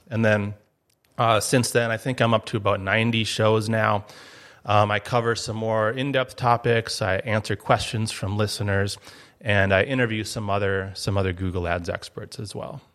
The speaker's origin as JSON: {"language": "English", "town": "Duluth", "region": "Minnesota", "country": "United States", "tie": "born or raised there", "also_born_or_lived": "Eau Claire, Wisconsin", "moved": "as an adult", "lives_now": "Grand Forks, United States", "said": "I grew up in Duluth, Minnesota"}